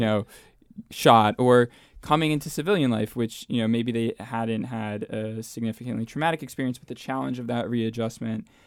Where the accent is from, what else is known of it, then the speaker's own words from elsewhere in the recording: New Jersey, United States; moved away as an adult; also born or lived in Williamsburg, Virginia; now in Arlington, United States; from New Jersey. I grew up, uh, in North Jersey, uh, right outside uh, New York City